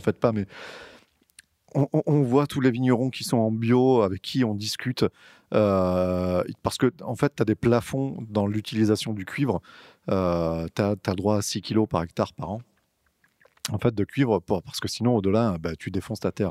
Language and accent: French; Côtes du Rhône, Rhône Valley, France; nous, on est des Côtes-du-Rhône